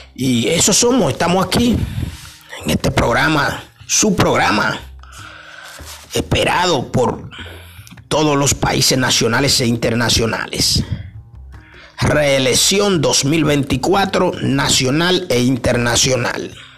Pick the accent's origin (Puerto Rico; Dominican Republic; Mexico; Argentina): Dominican Republic; como buenos dominicanos y dominicanas que somos